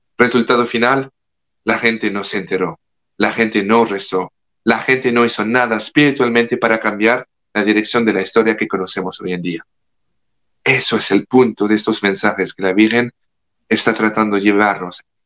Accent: France; Spanish is a second language; now in United States; Yo como francés le hablo como francés que vive en los Estados Unidos

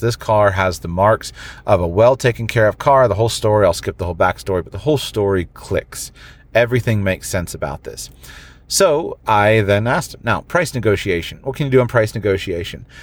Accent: United States; I'm an American

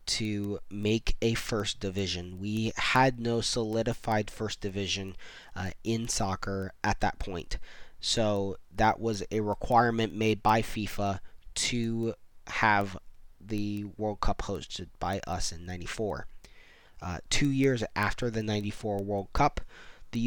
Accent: Central Florida, United States; also born or lived in West Virginia / Tallahassee; I've since moved back to Central Florida, where I grew up

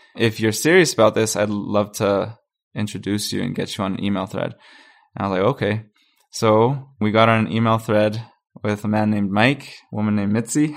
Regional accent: Panama; now in Calgary, Canada; I'm from Panama. I, I'm not from, from Calgary, but my family moved here in twenty eleven

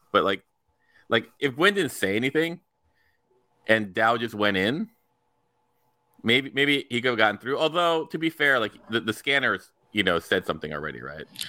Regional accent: United States; me as an American

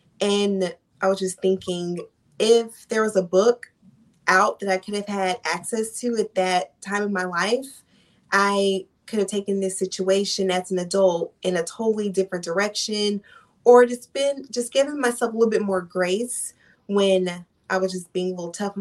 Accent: Dallas, Texas, United States; I am from Dallas, Texas.

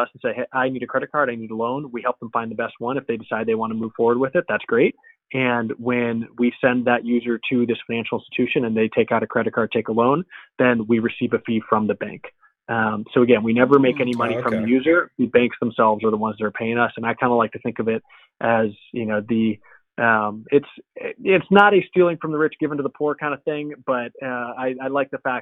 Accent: Los Angeles, California, United States; I grew up

